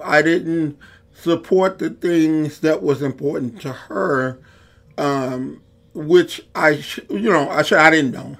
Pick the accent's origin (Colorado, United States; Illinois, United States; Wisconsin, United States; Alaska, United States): Illinois, United States; Chicago; a poor kid growing up in Englewood